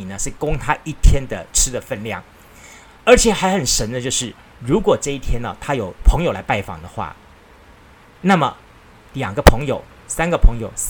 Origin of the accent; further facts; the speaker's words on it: Kaohsiung, Taiwan; 我我小时候是在左营眷村里面的一个老奶奶卖开杂货店老奶奶家带大的。